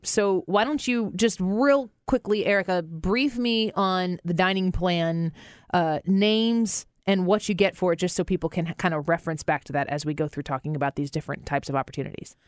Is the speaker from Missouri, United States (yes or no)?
yes; St. Louis, Missouri, United States; I'm from Saint Louis, and we're doing this, uh, podcast out of Saint Louis